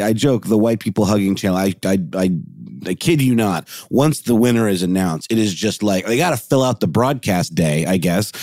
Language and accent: English; Augusta, Georgia, United States; now in Atlanta, United States; I'm from Augusta, Georgia